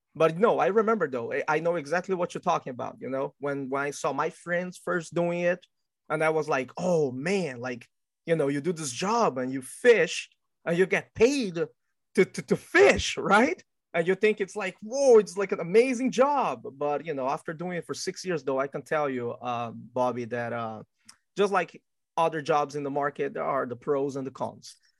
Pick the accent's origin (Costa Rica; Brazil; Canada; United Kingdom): Brazil; also born or lived in Qingdao, Shandong, China (ancestry); now in United States; my family is actually originally from China, but I was born and raised in Brazil